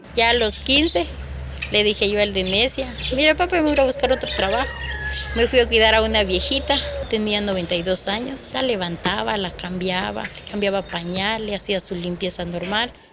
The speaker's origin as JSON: {"language": "Spanish", "region": "Chimaltenango", "country": "Guatemala", "said": "yo soy de Chimaltenango"}